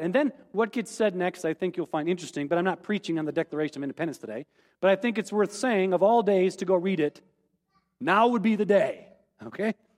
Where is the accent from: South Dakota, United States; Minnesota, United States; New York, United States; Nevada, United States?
South Dakota, United States; rural; as a kid growing up in, in rural South Dakota